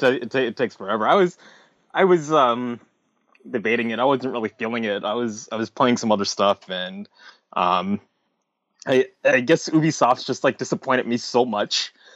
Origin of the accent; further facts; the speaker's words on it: New York City, New York, United States; As a New Yorker